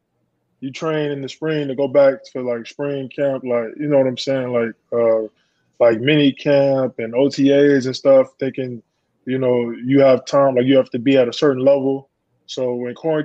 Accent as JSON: {"language": "English", "region": "Florida", "country": "United States"}